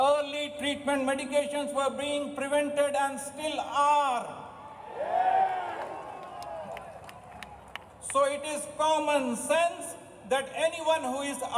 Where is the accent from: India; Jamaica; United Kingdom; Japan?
India; moved away as an adult; now in Australia; I am originally from India, but have been living, working, and paying taxes in Australia for the past 25 years